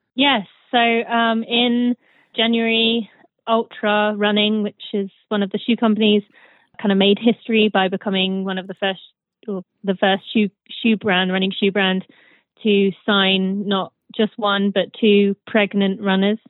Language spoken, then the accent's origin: English; United Kingdom; moved away as an adult; also born or lived in Michigan, United States; now in United States; I am British, but I live in the U.S.